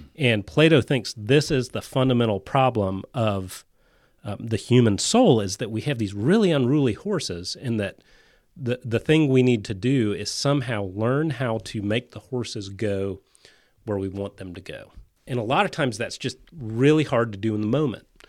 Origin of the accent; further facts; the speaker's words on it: Florida, United States; I grew up saltwater fishing in Florida.